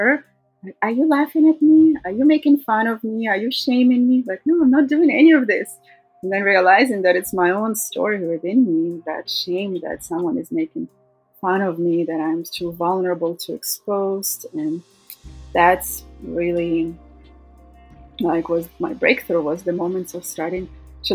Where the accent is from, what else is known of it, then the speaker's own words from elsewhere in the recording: Russia; moved away as an adult; also born or lived in Thailand; now in United States; growing up in Russia